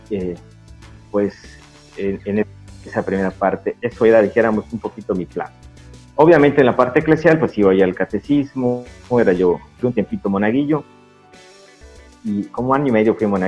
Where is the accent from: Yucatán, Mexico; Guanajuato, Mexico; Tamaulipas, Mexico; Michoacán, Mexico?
Yucatán, Mexico; Mérida; de Mérida, de la colonia Pedregales de Tanlún, que está pegadito a Chuburna y pues eclesialmente, pues bueno, pues dijéramos que de Chuburna, pero legalmente soy de Pedregales